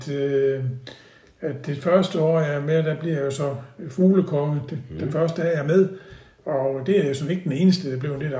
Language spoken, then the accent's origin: Danish; Odense, Southern Denmark, Denmark; now in Haderslev, Denmark; vi kommer fra Odense, som jo både kulturmæssigt og sport og alt sådan noget, var jo, der er en stor by, ikke?